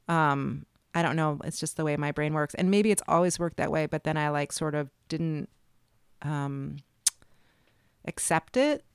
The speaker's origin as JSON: {"language": "English", "town": "Chicago", "region": "Illinois", "country": "United States", "tie": "born or raised there", "also_born_or_lived": "New York", "moved": "yes", "lives_now": "New Orleans, United States"}